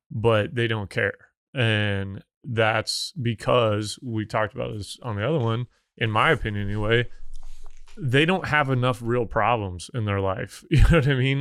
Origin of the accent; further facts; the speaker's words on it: Missouri, United States; moved away; I'm from Missouri. Like, we did not have an oil and gas industry, really.